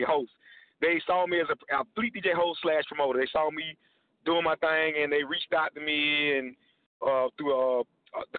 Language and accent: English; Georgia, United States; now in Dallas, United States; I'm from Georgia. Stay in Dallas, Texas right now